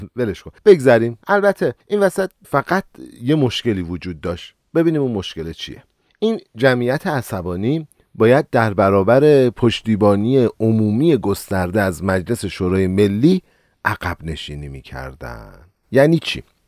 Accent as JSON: {"language": "Persian", "country": "Iran", "said": "کشور ما ایرانه"}